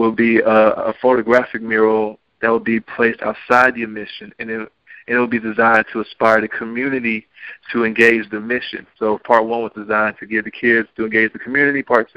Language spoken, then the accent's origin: English; Stone Mountain, Georgia, United States; I'm from Stone Mountain